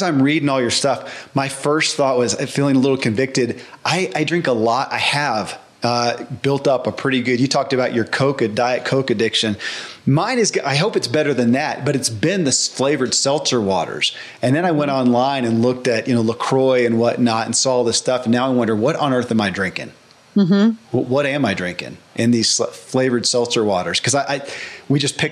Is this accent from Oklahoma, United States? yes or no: no; Kentucky, United States; I grew up in Kentucky